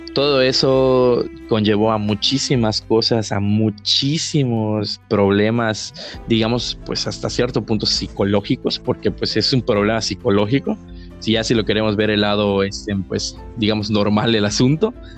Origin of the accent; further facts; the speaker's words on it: Mexico; el cementerio de aquí de mi pueblo